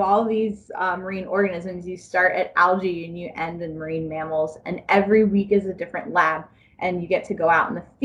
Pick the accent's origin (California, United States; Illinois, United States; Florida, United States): Florida, United States; South; I was born and raised in South Florida